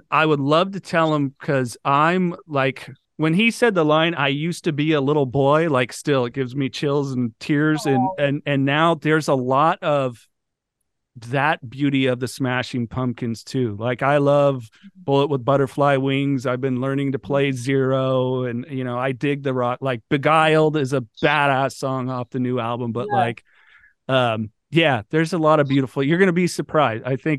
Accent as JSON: {"language": "English", "country": "Brazil", "tie": "born or raised there", "said": "Growing up in Brazil, there was never the Formula One influence. I mean, you get the home of Ayrton Senna."}